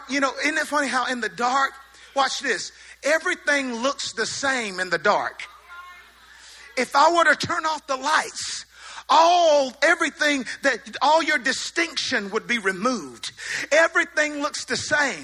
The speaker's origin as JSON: {"language": "English", "region": "the South", "country": "United States", "accent": "southern", "said": "my southern accent"}